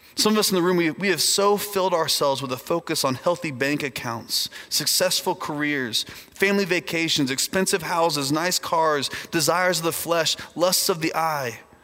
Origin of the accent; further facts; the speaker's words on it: Indiana, United States; moved away; I grew up in Indiana, which is a, a far off land uh, in the north part of our country